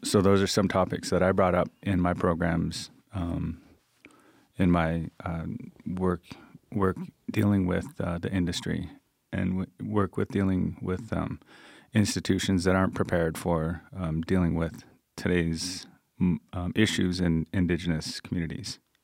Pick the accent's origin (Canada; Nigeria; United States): Canada; Coast Salish Territories, British Columbia; also born or lived in Thunder Bay / Victoria; I'm from the Stallow Nation, which is the Coast Salish Territories in, uh, the, on the West Coast